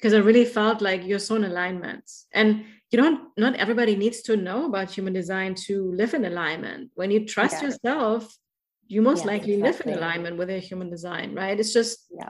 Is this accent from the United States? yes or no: no; Germany; accent: German; English is a second language; that's my German accent